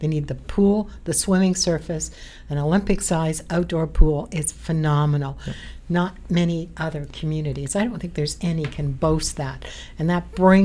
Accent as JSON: {"language": "English", "town": "London", "region": "Ontario", "country": "Canada", "tie": "born or raised there", "said": "I grew up near Sycamore. Silverwood Pool"}